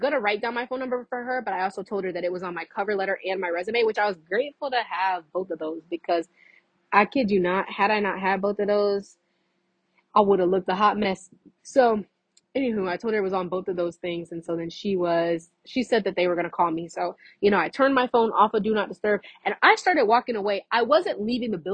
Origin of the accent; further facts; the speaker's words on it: Fort Myers, Florida, United States; I was from Fort Myers